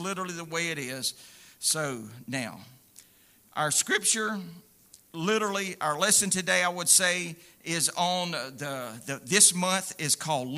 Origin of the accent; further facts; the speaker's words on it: United States; I'm proud to be an American. I really am